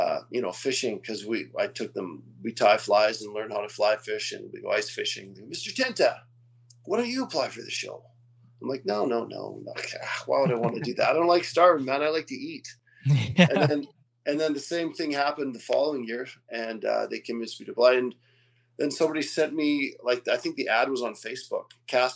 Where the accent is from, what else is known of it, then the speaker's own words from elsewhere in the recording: West Kootenays, British Columbia, Canada; also born or lived in Quebec; Well, I was born in Quebec, which is on the other side of Canada. My parents moved to British Columbia when I was really young. And we moved to a place called the West Kootenays when I was like in grade two, which isn't far from where I am now.